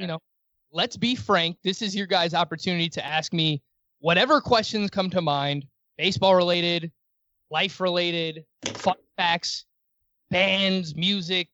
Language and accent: English; New York City, New York, United States; I was born in Queens, New York. This is where I've lived my entire life.